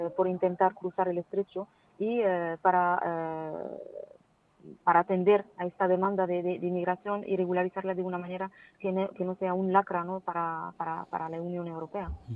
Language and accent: Spanish; Morocco; also born or lived in Valencia, Spain; incorporarme a la universidad aquí en mi país para poder servir eh, a, mi país y a mi universidad y, a las mujeres de mi país precisamente.